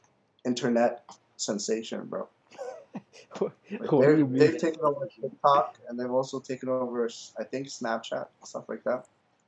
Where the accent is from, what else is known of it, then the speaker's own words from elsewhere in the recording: Toronto, Ontario, Canada; It's like, oh, where are you from, Canada? I'm from Toronto.